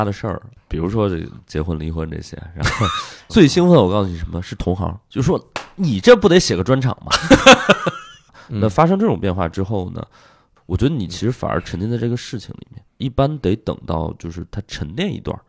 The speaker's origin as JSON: {"language": "Chinese", "town": "Shijiazhuang", "region": "Hebei", "country": "China", "tie": "born or raised there", "also_born_or_lived": "Shanghai", "moved": "as an adult", "said": "然后在北京离家也比较近，我是河北人嘛，"}